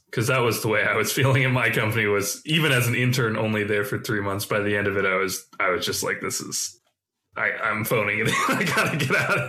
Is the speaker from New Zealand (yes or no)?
no; China; I went to China. I grew up in China. You know, I went and studied at like a local school, and that's appealing.